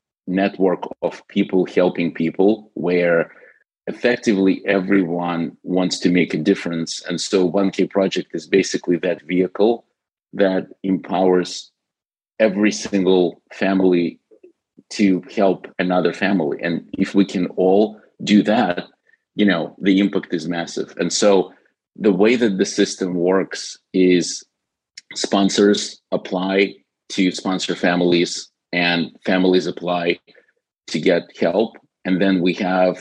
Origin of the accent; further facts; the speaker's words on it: Ukraine; moved away as an adult; originally, when I was 19, my family immigrated from Ukraine. So I've spent the first 19 years of my life growing up in the Soviet era Ukraine.